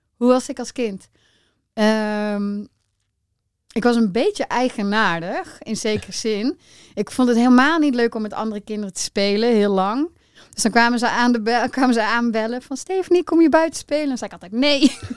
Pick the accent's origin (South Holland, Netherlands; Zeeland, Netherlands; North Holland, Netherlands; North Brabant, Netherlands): North Brabant, Netherlands; Rosmalen; also born or lived in 's-Hertogenbosch; ik ben geboren in Den Bosch. Eh, maar wij zijn best wel snel naar Rosmalen verhuisd. Is echt meer zo'n klein dorpje, soort van. En eh, ja, gewoon heel normaal opgegroeid